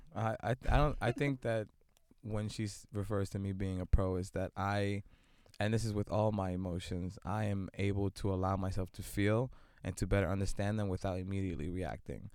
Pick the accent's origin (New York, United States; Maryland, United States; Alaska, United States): New York, United States; New York City; born and raised in Brooklyn, multidisciplinary artist.